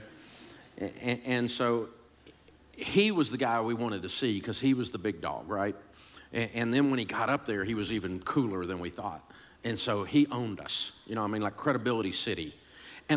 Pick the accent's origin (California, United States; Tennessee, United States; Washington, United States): Tennessee, United States; Nashville; I grew up in Antioch, Tennessee, a suburb of Nashville